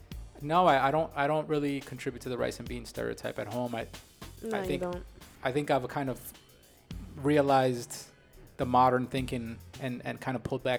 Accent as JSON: {"language": "English", "region": "New York", "country": "United States", "tie": "born or raised there", "said": "I was born here in New York. My grandparents were back in Colombia. And my family here in New York was very small, being in New York. It was just my brother, myself, my mom, my dad."}